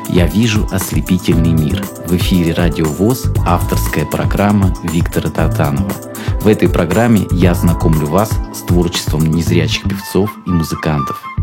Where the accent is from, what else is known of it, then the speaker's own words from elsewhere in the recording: Rostov Oblast, Russia; так как я из Ростовской области и люблю свой Донской край